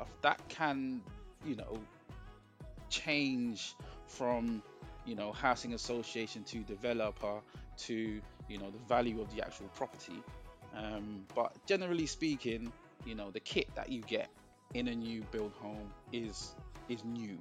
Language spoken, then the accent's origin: English; London, United Kingdom; I grew up in Hackney. I grew up in Hackney